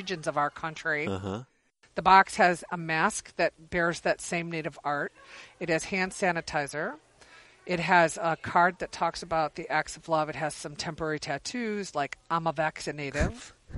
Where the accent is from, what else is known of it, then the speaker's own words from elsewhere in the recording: Michigan, United States; now in Washington, D.C., United States; Michigan is my native home